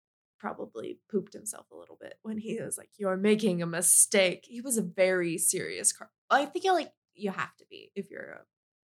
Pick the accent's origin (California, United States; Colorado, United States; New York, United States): Colorado, United States; We're from Colorado.